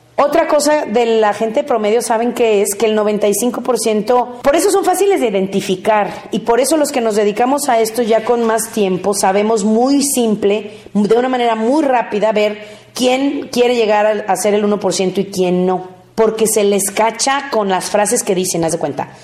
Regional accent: Mexico; Como mexicanos somos muy dramáticos

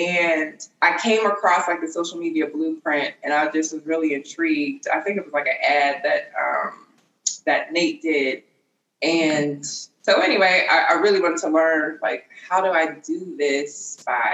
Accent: Pittsburgh, Pennsylvania, United States; moved away as an adult; also born or lived in California; now in Pittsburgh, United States; So I used to live in California, so I'm from Pittsburgh, and I moved to California

